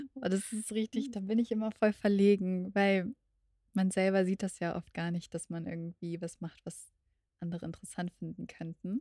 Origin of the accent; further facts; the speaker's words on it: Berlin, Germany; meiner Heimat in Berlin